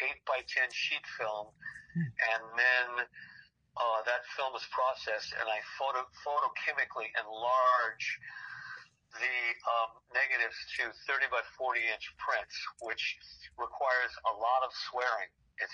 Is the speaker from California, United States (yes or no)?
yes; Monrovia, California, United States; I grew up in Monrovia, California, and it was 30% African American.